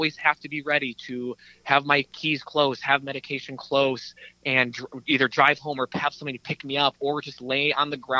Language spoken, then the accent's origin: English; St. Paul, Minnesota, United States; My hometown is St. Paul, a St. Paul native